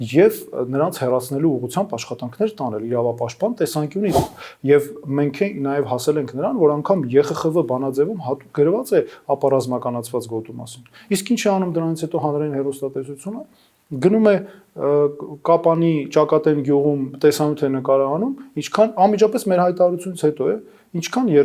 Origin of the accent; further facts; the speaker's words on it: Yerevan, Armenia; also born or lived in Ukraine / United States; ես ծնվել եմ, ապրել եմ Երևանում, միջնակարգ կրթության մի մասը ստացել եմ Երևանում, մյուս մասը Ուկրաինայում եւ հաճախել եմ ուկրաինական ուսուցման դպրոց։